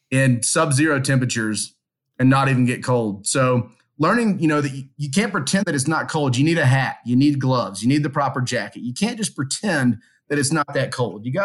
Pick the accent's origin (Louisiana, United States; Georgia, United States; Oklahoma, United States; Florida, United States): Louisiana, United States; now in Calgary, Canada; We went in there and said, hey, look, we're from Louisiana.